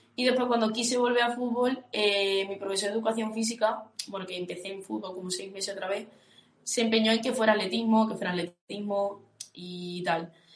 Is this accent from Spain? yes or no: yes; Huelva, Andalusia, Spain; moved away as an adult; now in León, Spain; soy de Huelva y hace año y medio me fui a estudiar a León